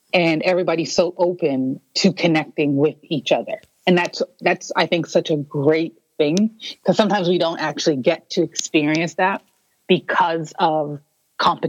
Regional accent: Toronto, Ontario, Canada; I was born and raised in Toronto, Ontario, for those who don't know, in Canada

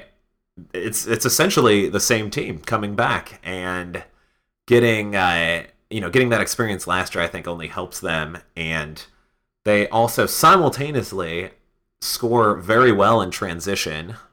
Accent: Chicago, Illinois, United States; I grew up in the Chicago area

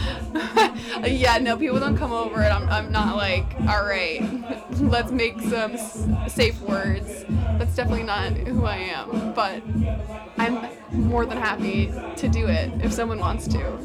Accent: France; now in Brooklyn, United States; I'm from France, live in Brooklyn.

